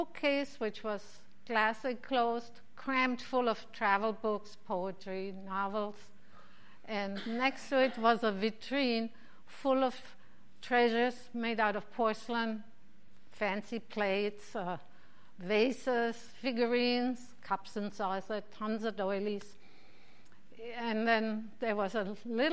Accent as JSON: {"language": "English", "town": "Mainz", "region": "Rhineland-Palatinate", "country": "Germany", "tie": "born or raised there", "moved": "yes", "lives_now": "Phoenix, United States", "said": "My hometown of Mainz"}